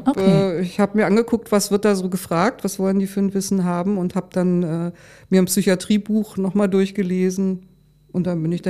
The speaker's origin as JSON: {"language": "German", "region": "Lower Saxony", "country": "Germany", "tie": "born there", "said": "Ja, und dann bin ich nach Hildesheim gefahren und ich komme ja hier aus der Gegend. Also für, für mich war das auch sehr vertraut."}